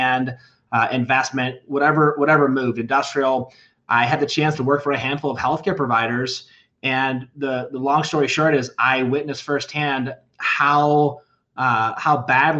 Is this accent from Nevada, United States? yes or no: no; Charlevoix, Michigan, United States; moved away as an adult; also born or lived in Denver, Colorado; now in Castle Rock, United States; I grew up in northern Michigan, little resort town called Charlevoix.